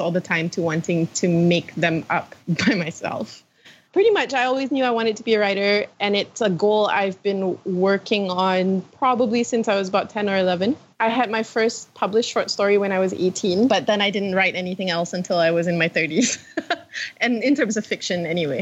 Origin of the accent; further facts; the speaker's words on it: Malaysia; I'm from Malaysia